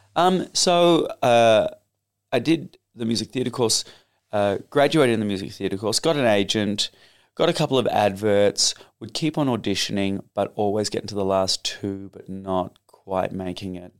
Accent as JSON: {"language": "English", "country": "Australia", "also_born_or_lived": "United Kingdom", "accent": "Australian", "moved": "yes", "said": "told not to speak in an Australian accent."}